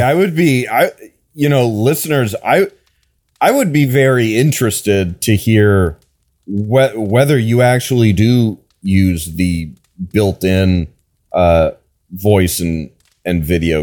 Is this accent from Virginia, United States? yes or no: no; Wisconsin, United States; I'm from Wisconsin